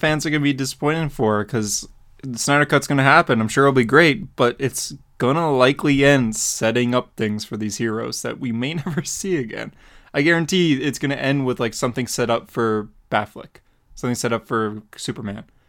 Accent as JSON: {"language": "English", "country": "Canada", "said": "I'm Canadian"}